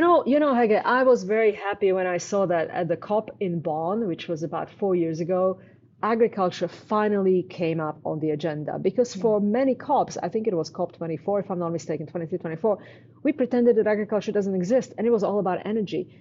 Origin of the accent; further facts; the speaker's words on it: Canada; I'm Canadian.